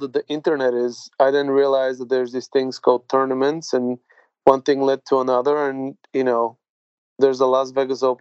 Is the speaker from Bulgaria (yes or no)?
yes; Bulgaria; now in London, United Kingdom; I grew up in Bulgaria in the Eastern Bloc